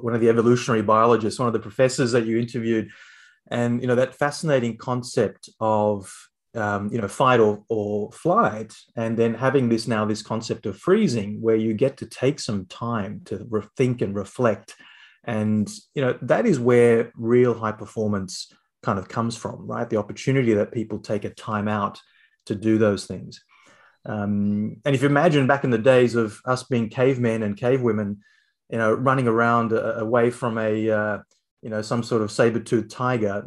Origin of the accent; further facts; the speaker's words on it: Canberra, Australian Capital Territory, Australia; I grew up in Canberra